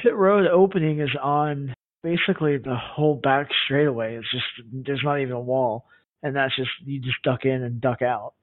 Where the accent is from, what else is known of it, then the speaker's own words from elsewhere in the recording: Atlanta, Georgia, United States; I'm from Atlanta